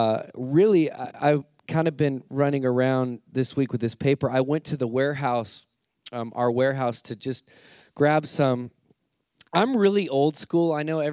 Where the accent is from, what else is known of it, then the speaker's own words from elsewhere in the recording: United States; Well, I am American. And it's funny because I grew up in a missions.